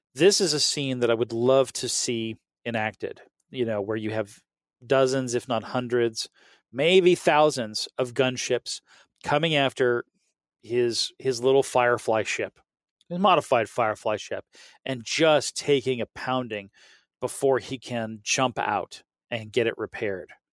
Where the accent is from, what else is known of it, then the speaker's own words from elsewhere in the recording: the South, United States; I'm from the South and the South pronounces things badly